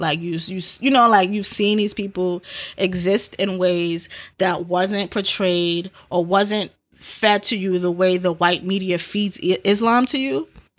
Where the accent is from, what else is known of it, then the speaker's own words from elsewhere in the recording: United States; And we are American, too.